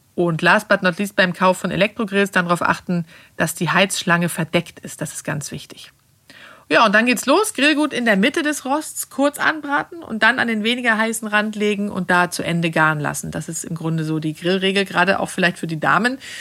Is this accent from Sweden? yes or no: yes; Sweden; now in Germany; in Schweden, wo ich herkomme